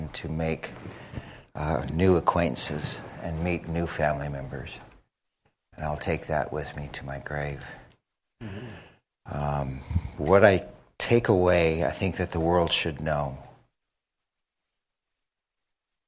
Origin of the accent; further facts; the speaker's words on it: United States; now in Tucson, United States; I'm from Standing Rock